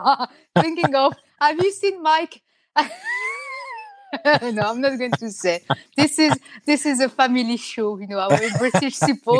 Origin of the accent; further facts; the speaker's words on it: France; accent: French; English is a second language; you would have a field day if you had to do the same with my French accent.